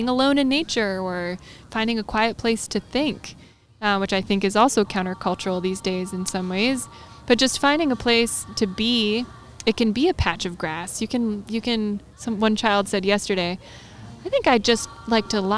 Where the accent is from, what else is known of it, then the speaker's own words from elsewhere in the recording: New Jersey, United States; now in North Carolina, United States; I grew up in New Jersey, and it's called the Garden State